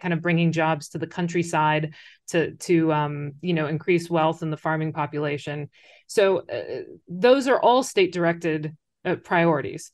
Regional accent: United States; moved away as an adult; now in China; you say the U S

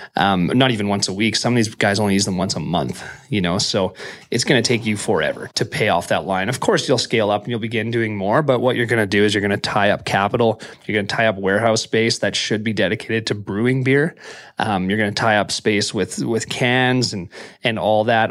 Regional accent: Prince George, British Columbia, Canada; moved away as an adult; now in Vancouver, Canada; I was from Prince George

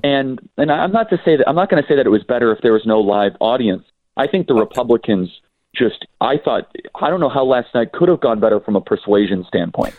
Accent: Midwest, United States; in the industrial Midwest, where I'm from. I grew up in the Midwest

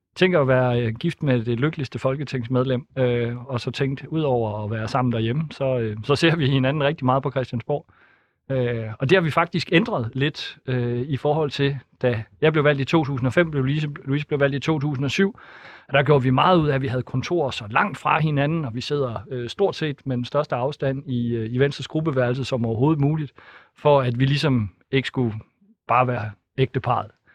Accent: Thisted, North Denmark Region, Denmark; Tisted, hvor jeg kommer fra

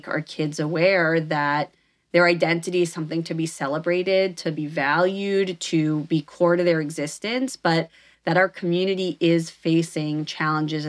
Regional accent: Northeast, United States; moved away; I grew up in a very Jewish town in the Northeast

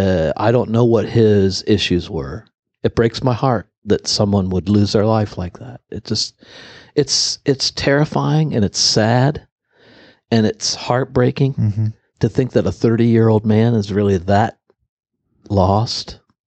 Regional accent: Ireland; I'm an Irishman.

